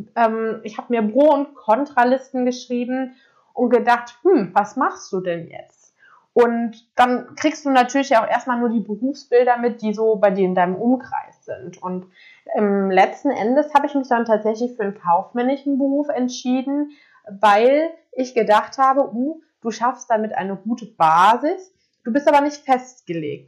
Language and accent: German; Koblenz, Rhineland-Palatinate, Germany; moved away as an adult; ich komme aus Koblenz ähm, und habe dort auch ganz normal mein Abitur gemacht